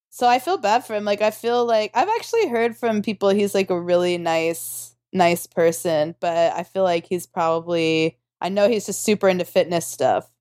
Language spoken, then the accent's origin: English; Tulsa, Oklahoma, United States; I'm from Tulsa